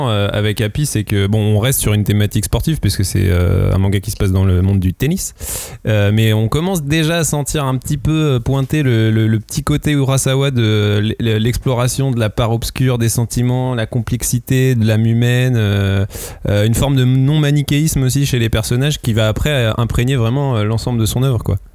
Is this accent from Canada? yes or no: no; France; Ouais, et que du coup, nous, en tant que Français, on ne découvre qu'aujourd'hui